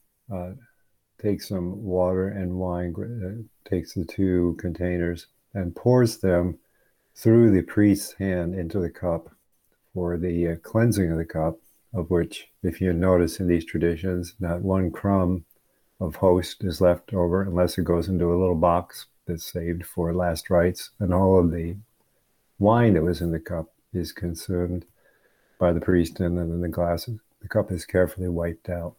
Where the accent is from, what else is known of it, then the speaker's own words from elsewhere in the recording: Michigan, United States; moved away; I grew up in the Episcopal Church, USA, from the late great state of Michigan